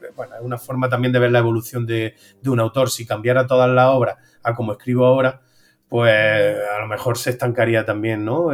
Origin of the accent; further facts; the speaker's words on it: Úbeda, Andalusia, Spain; La hago todos los años en Úbeda y muy contento de, poder hacerla en mi tierra